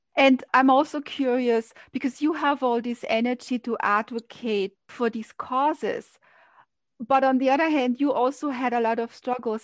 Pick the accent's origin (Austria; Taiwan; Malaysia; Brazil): Austria; moved away as an adult; now in New York, United States; I grew up in Austria and I remember coming to New York, that was 30 years ago